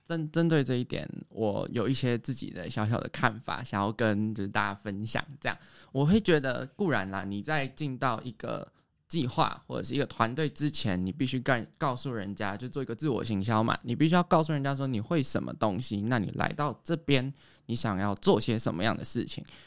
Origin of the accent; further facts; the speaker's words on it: Tainan, Taiwan; moved away as an adult; now in New Taipei, Taiwan; 我其实是来自台南的一个学生，那我以前是读设计科的